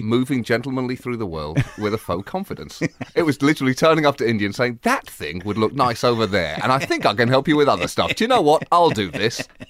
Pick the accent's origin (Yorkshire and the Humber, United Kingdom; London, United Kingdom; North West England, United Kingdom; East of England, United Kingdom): East of England, United Kingdom; Bedford; moved away; also born or lived in Birmingham; I was raised in Bedford